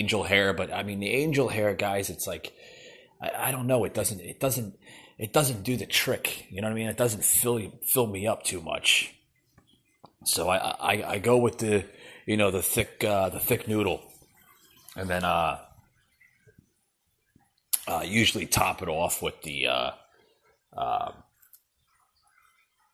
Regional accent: New Jersey, United States; that I grew up with in New Jersey

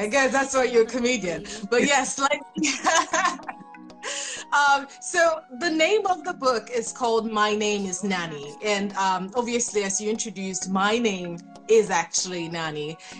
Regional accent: Nigeria; moved away; also born or lived in New York, United States; Nigerian, half Liberian. Okay. Obviously, Africa. Okay. And so although I was born in New York, as a baby, I was sent to Nigeria.

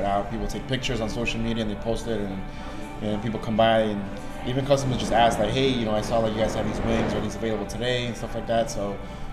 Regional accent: New York City, New York, United States; I'm born and raised in Astoria, and I've been working at bars for 10 years now

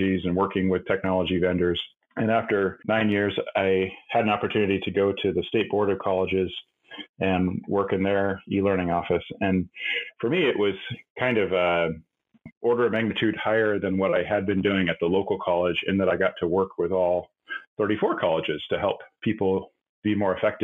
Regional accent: Southwest Washington, United States; So I grew up in Southwest Washington, the same town that Renee worked at the college there.

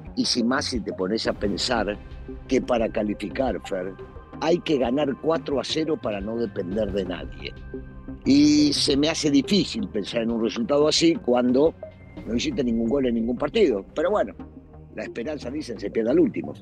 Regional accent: Argentina; yo soy argentino

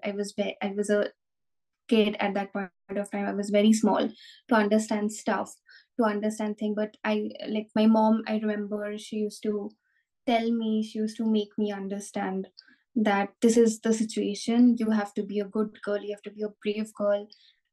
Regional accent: Kolkata, West Bengal, India; moved away as an adult; now in Berlin, Germany; I'm originally from India. Kolkata is my hometown.

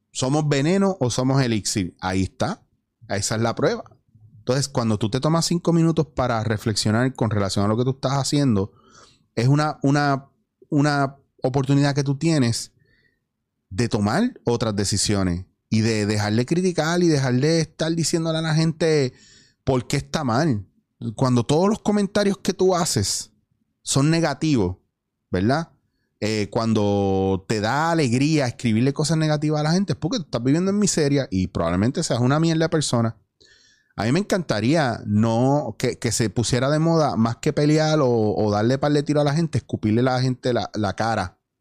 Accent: Puerto Rico; moved away as an adult; also born or lived in Spain / New York; yo extrañaba Puerto Rico

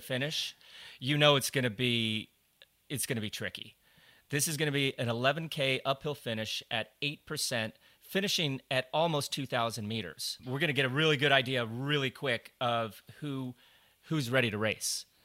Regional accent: Colorado, United States; I grew up in Colorado

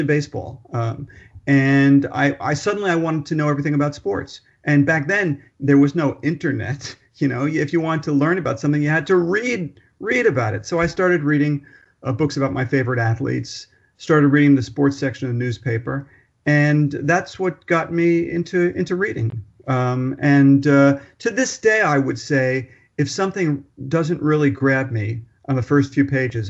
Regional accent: Newark, New Jersey, United States; moved away as an adult; now in New York City, United States; I was born on October 19th, 1955 in New York City. Very quickly, my family moved to New Jersey, Newark, New Jersey, beautiful Newark, New Jersey, where I grew up.

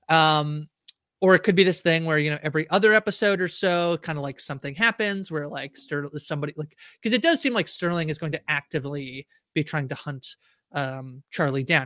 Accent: Canada; I'm Canadian

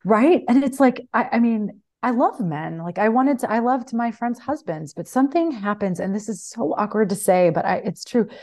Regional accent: Midwest, United States; moved away as an adult; also born or lived in Mexico; I grew up in the Midwest, spent my twenties in Mexico

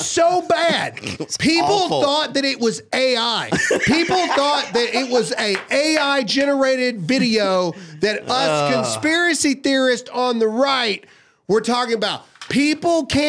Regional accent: Mississippi, United States; I'm a redneck from Mississippi

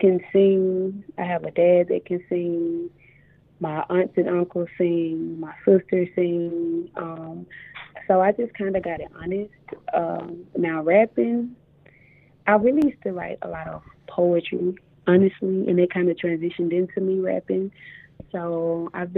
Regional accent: Mississippi, United States; I'm a rapper from Mississippi

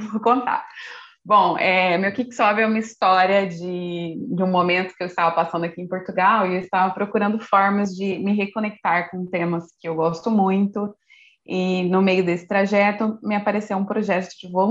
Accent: Brazil; E no último dia, porque eu sou brasileira, uhum. deixo tudo para cima da hora.

